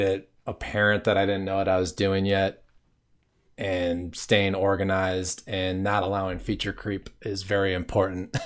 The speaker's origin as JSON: {"language": "English", "region": "Wisconsin", "country": "United States", "tie": "born or raised there", "also_born_or_lived": "Los Angeles, California", "moved": "as an adult", "said": "when I was thirty, I left my home state of Wisconsin"}